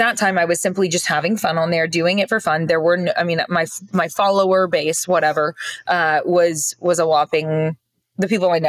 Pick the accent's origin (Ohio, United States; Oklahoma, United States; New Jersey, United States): Oklahoma, United States; moved away as an adult; also born or lived in Norman, Oklahoma; I grew up in Oklahoma, lived in Oklahoma until this last year and some change